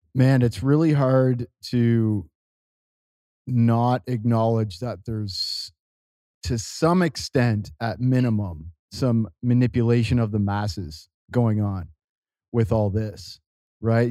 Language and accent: English; Canada; now in Costa Rica; I'm, uh, I'm a Canadian. I live in Costa Rica